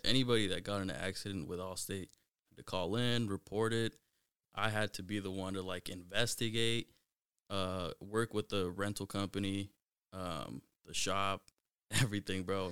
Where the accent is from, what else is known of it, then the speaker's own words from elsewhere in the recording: Mountlake Terrace, Washington, United States; I grew up in Mount Lake Terrace, uh, went to Mount Lake Terrace High School